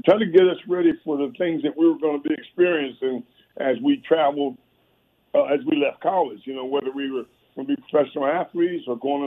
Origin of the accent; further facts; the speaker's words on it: Cambridge, Maryland, United States; also born or lived in Baltimore, Maryland; a young man, you know, from the Eastern Shore of Maryland. I was born in Cambridge, Maryland. Went to school in Baltimore